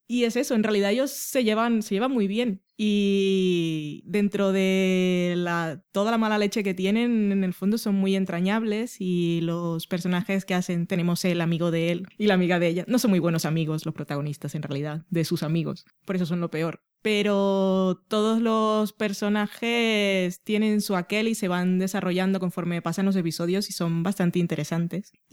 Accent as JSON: {"language": "Spanish", "country": "United Kingdom", "accent": "British", "said": "Supongo que es por el punto de mala leche, o no sé si es solo porque tengo un acento británico"}